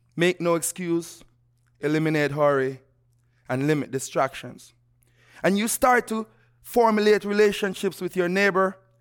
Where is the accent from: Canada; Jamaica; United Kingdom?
Jamaica; moved away; growing up in Jamaica